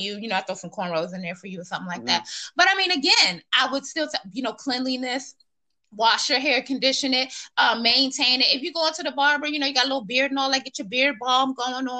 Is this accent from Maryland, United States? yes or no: yes; Silver Spring, Maryland, United States; moved away as an adult; also born or lived in Washington, District of Columbia, United States; now in Virginia, United States; I'm actually from Maryland. I grew up, I'm born in DC, Northwest, and I was raised in, like, you know, the Silver Spring, Montgomery County, little PG County area